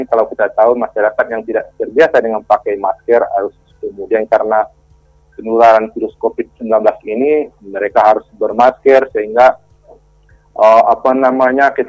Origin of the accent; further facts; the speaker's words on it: West Sumatra, Indonesia; Nah, kalau saya sendiri itu dari Kecamatan Sibur Selatan